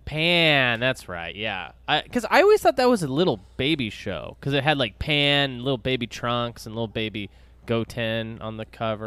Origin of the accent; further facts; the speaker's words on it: Dallas, Texas, United States; when I was growing up in Dallas